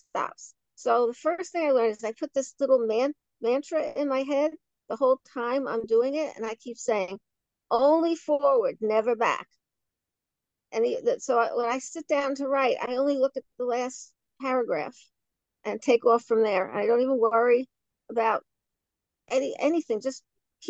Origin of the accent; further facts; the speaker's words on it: New York City, New York, United States; I was born in Williamsburg, Brooklyn